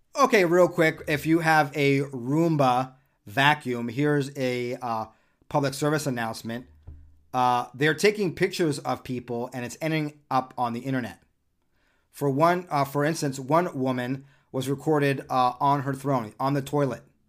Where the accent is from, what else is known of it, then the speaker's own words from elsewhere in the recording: Southern California, United States; as a teenager growing up in Southern California